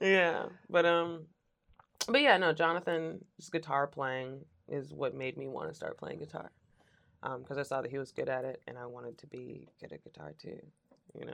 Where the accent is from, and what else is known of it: Richmond, Virginia, United States